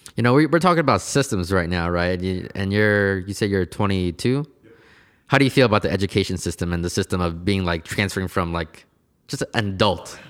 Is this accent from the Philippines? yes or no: no; Portland, United States; I was born here in Portland, and I've pretty much have been here my whole entire life